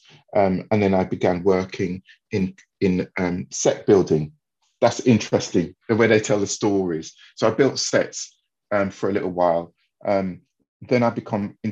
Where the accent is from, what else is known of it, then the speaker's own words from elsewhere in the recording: London, United Kingdom; I grew up in Wandsworth in South London.